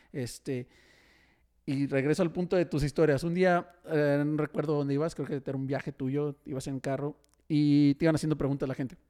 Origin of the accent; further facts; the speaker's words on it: Tijuana, Baja California, Mexico; now in Monterrey, Mexico; yo soy de Tijuana